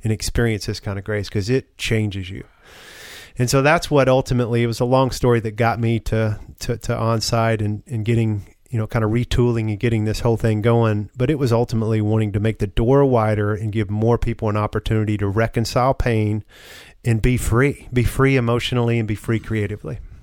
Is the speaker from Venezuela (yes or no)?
no; the South, United States; as a man growing up in the South